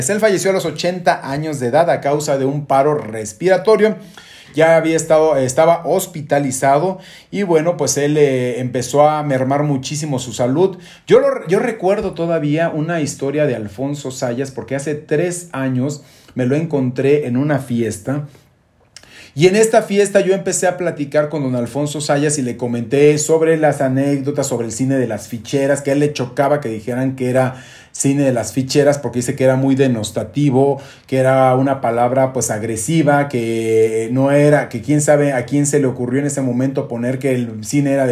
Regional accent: Mexico; tenían retratado mucho nuestra cultura como mexicanos, esa identidad nacional que es importantísima

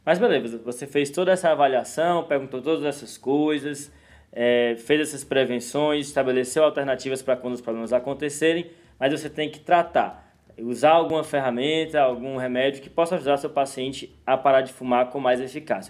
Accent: Northeast Region, Brazil; Eu sou do Nordeste

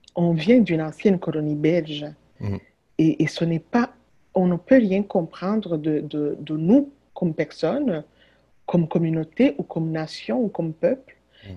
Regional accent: Butare, Southern Province, Rwanda; now in Quebec, Canada; la, ville où je suis née, à Boutaré

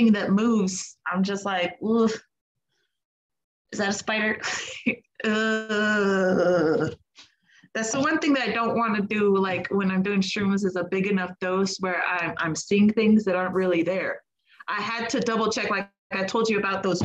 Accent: United States; I'm American

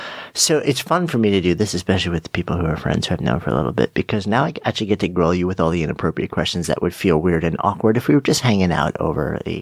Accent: New York, United States; as a New Yorker, I was bound to hate the Dallas Cowboys.

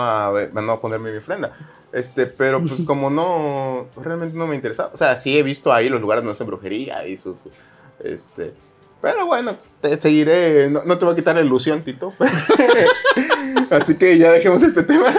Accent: Jarochos, Veracruz, Mexico; Esos somos los jarochos, gritones

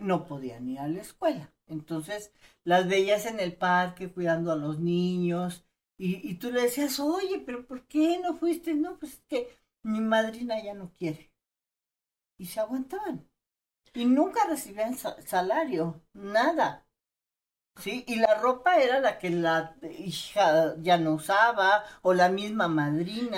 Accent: Chiapas, Mexico; Yo vengo de Chiapas

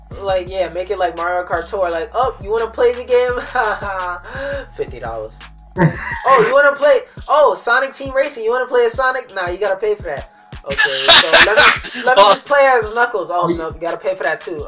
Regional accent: United States; I'm American

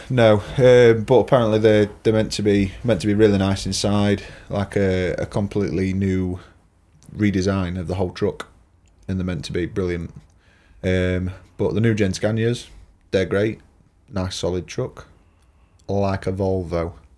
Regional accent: Lincolnshire, East Midlands, United Kingdom; I'm a yellow belly, me. Lincolnshire. Born and bred.

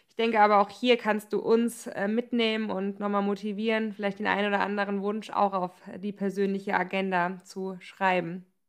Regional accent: Germany; moved away; bei uns im Odenwald

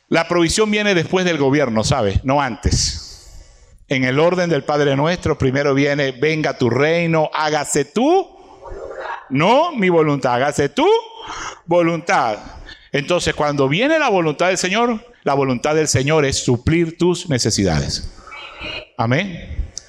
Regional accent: Venezuela; nosotros los venezolanos

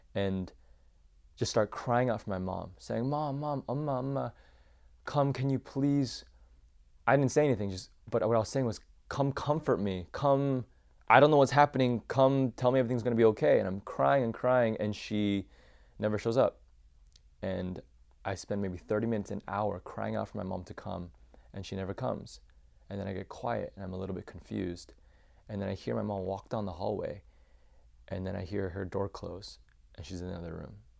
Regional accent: Champaign, Illinois, United States; I was born and raised in Champaign, Illinois

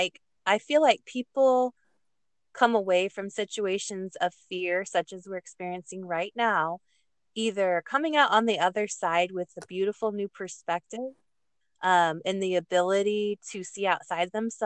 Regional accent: United States; we as Americans

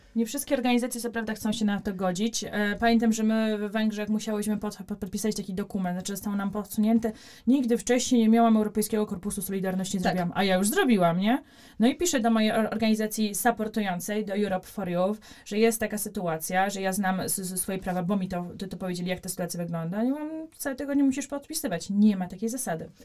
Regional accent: Poland; jestem z Polski

